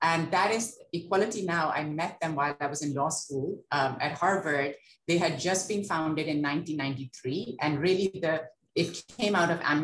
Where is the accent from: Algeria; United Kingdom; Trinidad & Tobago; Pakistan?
Pakistan; Lahore, Punjab; I grew up in Lahore